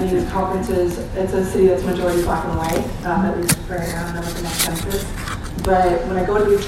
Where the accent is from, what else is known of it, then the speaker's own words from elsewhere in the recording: Atlanta, Georgia, United States; now in Oakland, United States; I was actually born and raised in Atlanta, Georgia